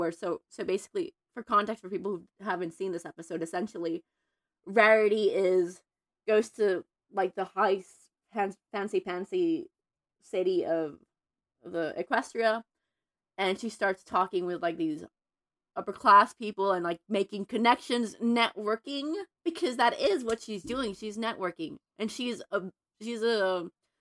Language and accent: English; Mexico; moved away as an adult; now in Los Angeles, United States; I'm Mexican American, but I grew up in Mexico until 3 years ago.